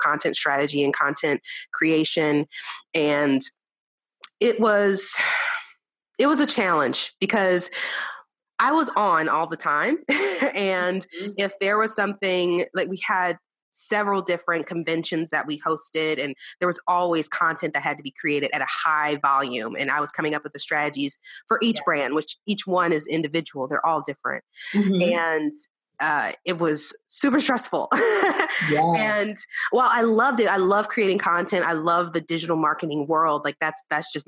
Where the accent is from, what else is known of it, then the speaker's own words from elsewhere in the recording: New Orleans, Louisiana, United States; now in Texas, United States; I was very Southern. I'm from New Orleans. That's my home. And I live in Texas